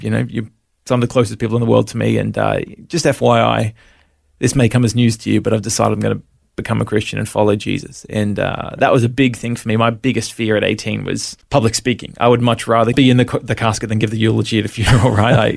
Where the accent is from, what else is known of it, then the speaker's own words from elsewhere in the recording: Brisbane, Queensland, Australia; also born or lived in Melbourne, Victoria; we moved up to Brisbane when I was five and sort of lived in the Sunshine State ever since